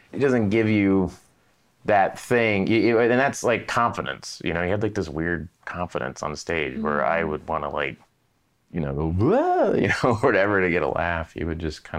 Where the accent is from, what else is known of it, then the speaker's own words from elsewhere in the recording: Tulsa, Oklahoma, United States; moved away; anytime I go back to Tulsa